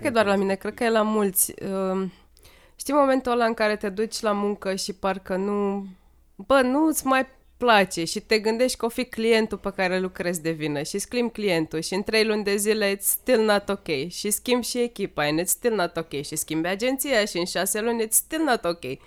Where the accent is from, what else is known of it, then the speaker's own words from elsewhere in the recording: Sighetu Marmației, Maramureș County, Romania; am crescut în Sighetul Marmației